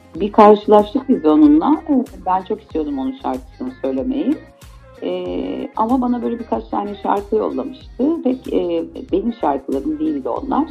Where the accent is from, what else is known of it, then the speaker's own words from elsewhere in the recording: Istanbul, Turkey; also born or lived in Ankara / Aegean region (ancestry); sonra buraya geldik. E, İstanbul'a geldik.